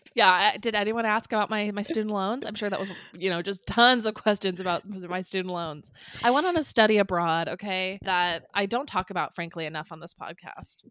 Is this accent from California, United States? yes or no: yes; San Clemente, California, United States; We were born and raised in Orange County, California, mostly in San Clemente